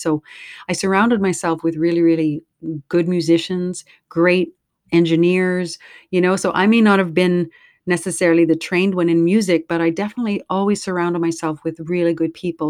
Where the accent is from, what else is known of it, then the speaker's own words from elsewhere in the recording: Prairie Provinces, Canada; And so I grew up in Cree territories my entire life. I moved all over the Prairie Provinces, and I was always in Cree territory.